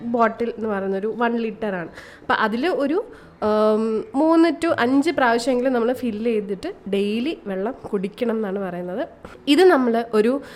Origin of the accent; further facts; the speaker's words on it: Kerala, India; ഞാൻ കേരളത്തിൽ ജനിച്ച് വളർന്ന ഒരാൾ